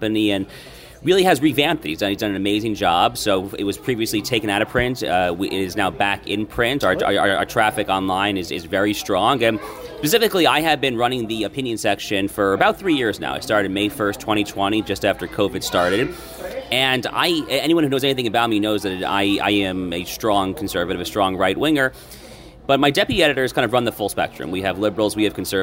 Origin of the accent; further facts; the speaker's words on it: Westchester County, New York, United States; moved away as an adult; now in Hallandale Beach, United States; I grew up in Westchester County, New York